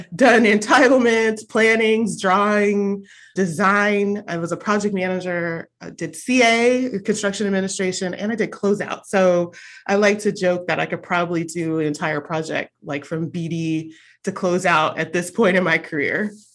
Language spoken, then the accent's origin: English; California, United States; also born or lived in Arizona; I came home from Arizona back to California